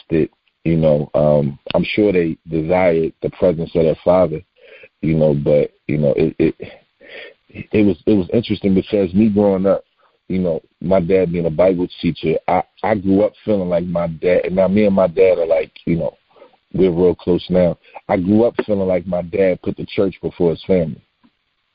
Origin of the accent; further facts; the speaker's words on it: Philadelphia, Pennsylvania, United States; I'm from West Philadelphia